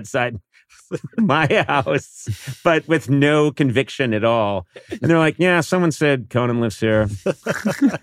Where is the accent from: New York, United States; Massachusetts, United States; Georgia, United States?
Massachusetts, United States; Brookline; moved away as an adult; now in Los Angeles, United States; I'm from a rougher place than that. Brooklyn, Massachusetts